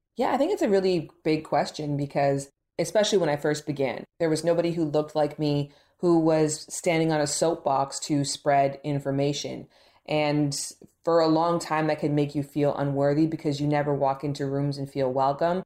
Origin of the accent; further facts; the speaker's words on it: Toronto, Ontario, Canada; now in Los Angeles, United States; I'm actually from Toronto, Canada